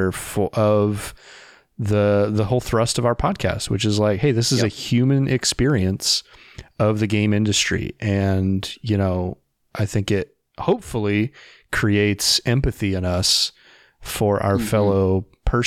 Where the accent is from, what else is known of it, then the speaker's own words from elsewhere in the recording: Indiana, United States; I'm from Indiana